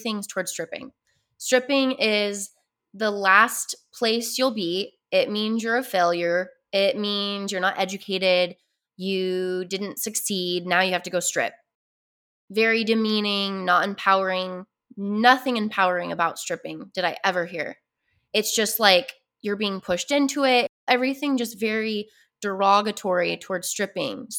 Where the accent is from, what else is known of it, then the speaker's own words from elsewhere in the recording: Utah, United States; I grew up in Utah, which is a very predominant Mormon area